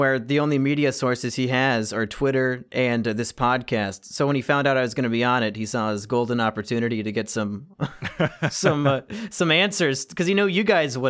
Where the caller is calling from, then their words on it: Raleigh, North Carolina, United States; Raleigh, North Carolina.